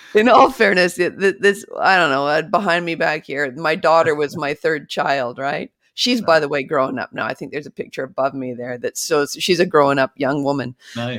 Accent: British Columbia, Canada; I actually grew up in British Columbia, Canada

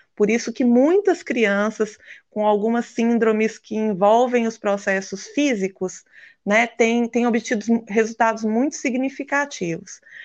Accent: Minas Gerais, Brazil; como boa mineira

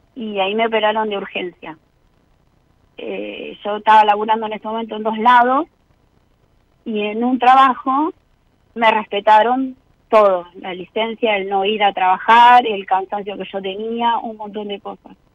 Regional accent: Mar del Plata, Buenos Aires Province, Argentina; yo soy marplatense

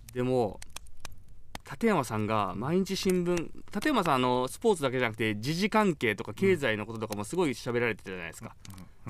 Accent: Kagoshima, Japan; born or raised there; moved away

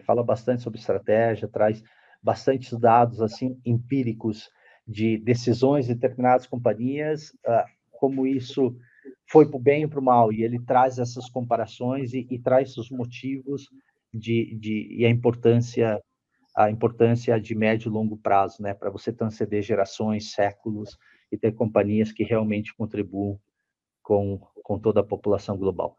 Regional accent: Brazil; como brasileiro, eu sou muito nacionalista

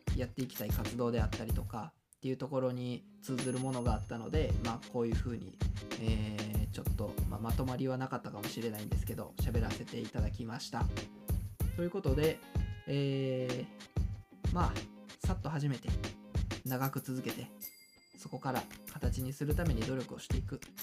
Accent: Kawanishi, Hyogo, Japan; 川西で生まれ育っ

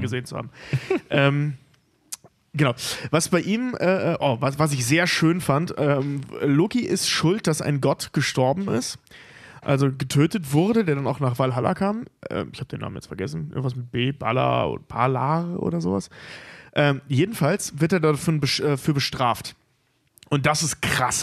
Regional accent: North Rhine-Westphalia, Germany; in den unteren Niederrhein-Regionen, also sprich meiner Heimat

